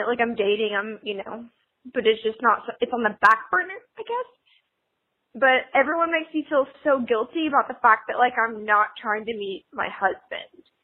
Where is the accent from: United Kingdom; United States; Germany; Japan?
United States; the South; So I live in the South. I'm from the South, and that's part of it. But all my friends are married. They're getting married. I'm 25